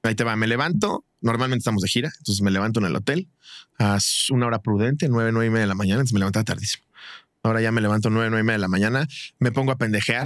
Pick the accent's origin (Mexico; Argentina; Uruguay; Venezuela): Mexico; Y tú como mexicano